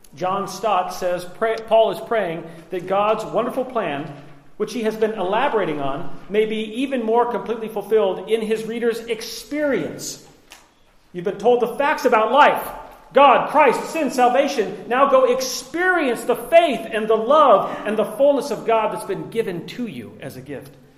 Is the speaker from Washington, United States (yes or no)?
yes; Liberty Lake, Washington, United States; I was raised in Liberty Lake, Washington, in the early 80s